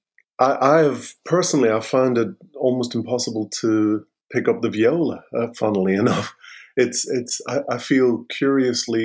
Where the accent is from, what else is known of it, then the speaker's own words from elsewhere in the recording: Derry, Northern Ireland, United Kingdom; moved away as an adult; I was born in Derry in 1959 into, a typical kind of Irish family.